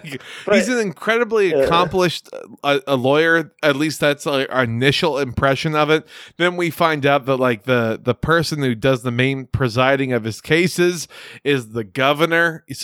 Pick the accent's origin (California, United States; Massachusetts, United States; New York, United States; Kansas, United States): Kansas, United States; I'm from Kansas. I loved it so much over there.